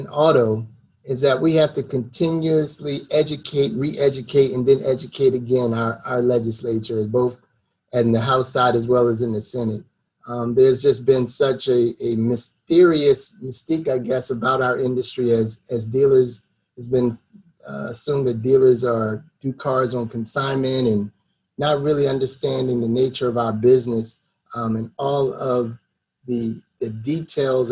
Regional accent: Philadelphia, Pennsylvania, United States; moved away as an adult; now in Washington, D.C., United States; I'm originally from Philadelphia, West Virginia, born and raised, so to speak

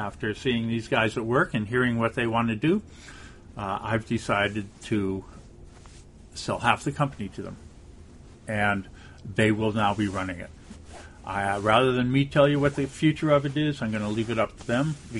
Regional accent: California, United States; I come from California

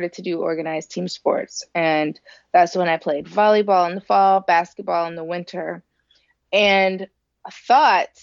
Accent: Elyria, Ohio, United States; I grew up in Ohio. I'm from Elyria, Ohio, which is a little city about 20 minutes west of Cleveland in good traffic

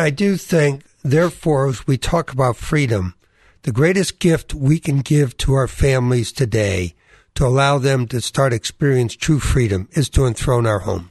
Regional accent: New England, United States; I experienced growing up in New England, wonderful Protestant family

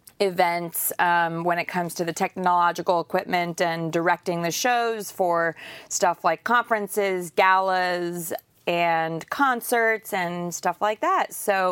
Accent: New Jersey, United States; I'm originally from New Jersey, so worked a lot in New York City and Dallas, of course, and all parts of Texas.

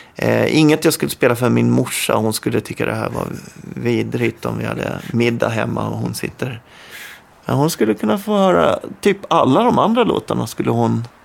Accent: Tingsryd, Kronoberg County, Sweden; Tingsryd heter det

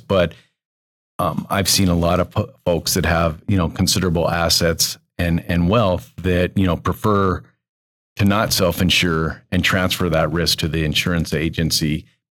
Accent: Billings, Montana, United States; I grew up in Billings

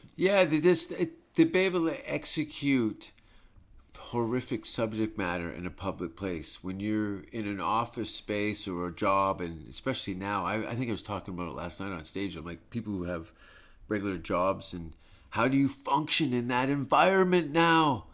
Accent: Hamilton, Ontario, Canada; moved away; I was born in Hamilton, Canada

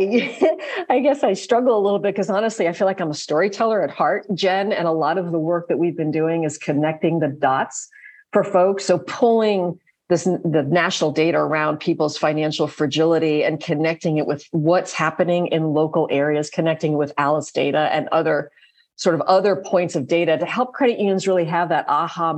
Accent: Virginia, United States; in my home state of Virginia

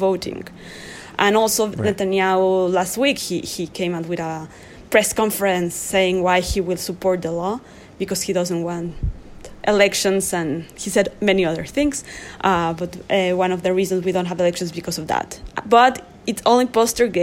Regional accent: Mexico; now in Israel; I came from a country. I'm from Mexico.

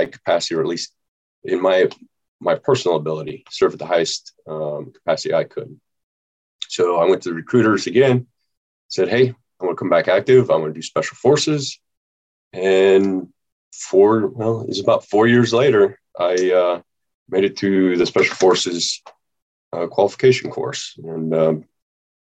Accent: Nebraska, United States; moved away; I was born and raised in Nebraska

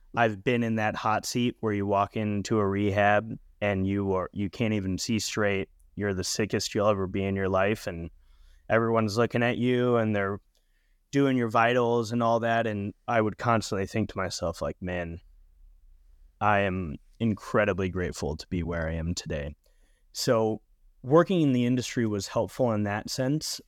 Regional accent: Lake Arrowhead, California, United States; my hometown in Southern California in Lake Arrowhead

